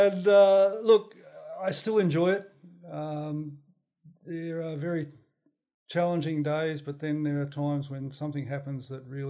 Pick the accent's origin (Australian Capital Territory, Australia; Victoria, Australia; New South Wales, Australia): New South Wales, Australia; also born or lived in Tenterfield / Pittsworth / Maroochydore; All right, I was born in Tenterfield, which really is part of Queensland, New South Wales. Just think they own it, and we moved throughout country New South Wales for a number of years, then up to Pittsworth in Queensland, and I finished my high school in Maroochydore.